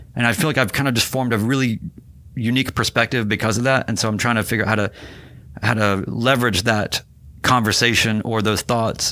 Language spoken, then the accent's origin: English; Winston-Salem, North Carolina, United States; moved away; also born or lived in New York City / Seattle; I grew up in North Carolina